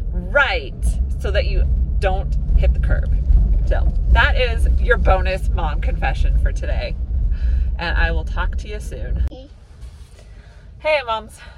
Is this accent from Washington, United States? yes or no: yes; Seattle, Washington, United States; But for the sake of brevity, I usually just say I grew up in the Seattle area.